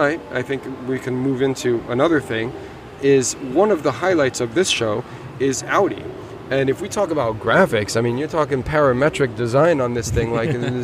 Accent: United States; moved away; I grew up in the States

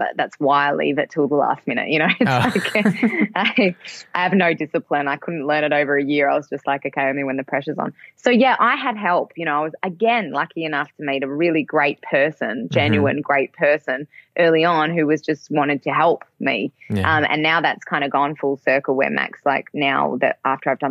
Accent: Perth, Western Australia, Australia; moved away as an adult; also born or lived in Melbourne, Australia; now in Germany; I left my hometown when I was 19

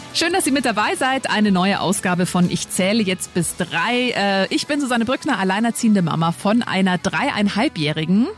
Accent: Lower Bavaria, Germany; Ich bin auch in Niederbayern groß geworden

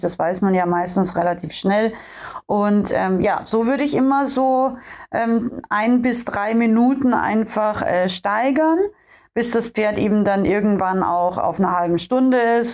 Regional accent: Austria; moved away; ich bin ja ursprünglich in Österreich äh, aufgewachsen und komme da ja auch her aus den österreichischen Bergen

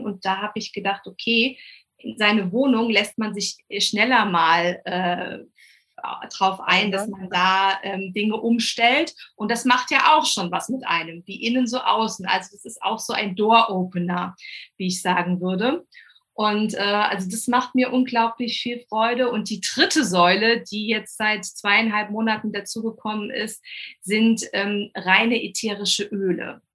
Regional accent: Rhineland-Palatinate, Germany; komme von der coolsten Weinregion, nämlich der schönen Mosel.

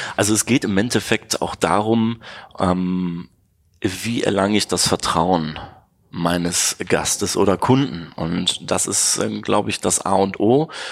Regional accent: Neuss, North Rhine-Westphalia, Germany; moved away as an adult; Ich komme gebürtig aus dem schönen Neuss bei Düsseldorf

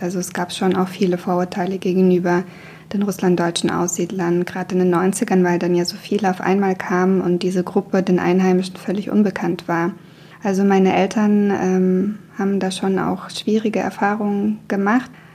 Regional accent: Buchen, Baden-Württemberg, Germany; first language Russian; moved away as an adult; also born or lived in Russia; now in Mannheim, Germany; In Buchen, wo ich aufgewachsen bin, wird ja auch so ein Dialekt gesprochen. Also Buchen gehört zu Baden.

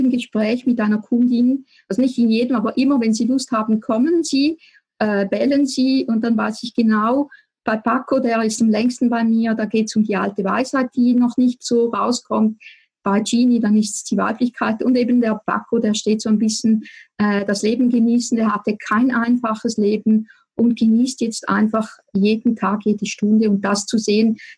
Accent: Switzerland; now in Appenzellerland, Switzerland; man hört es ganz sicher, ich komme aus der Schweiz, ich wohne im Appenzellerland.

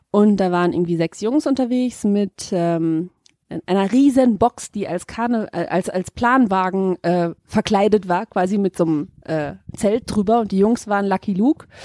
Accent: Cologne, North Rhine-Westphalia, Germany; es da gab geht man da, sowieso nicht hin als Kölner.

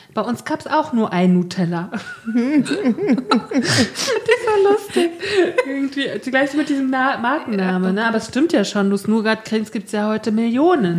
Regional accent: East Germany, Germany; als Ossi wusste ich nicht so richtig, was kulinarisch in Westdeutschland abging bis zu den 90er Jahren

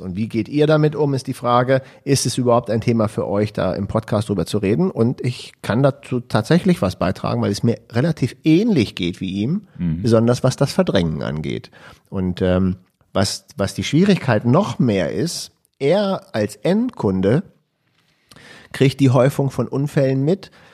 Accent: Hanover, Lower Saxony, Germany; als Hannoveraner

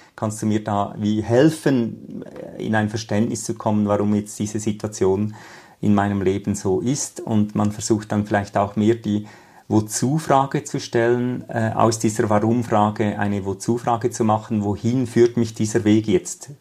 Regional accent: Switzerland; bei uns in der Schweiz

